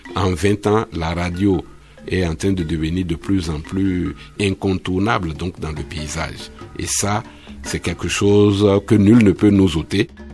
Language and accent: French; Bembéréké, Borgou, Benin; moved away; chez moi à Bembereke, au village.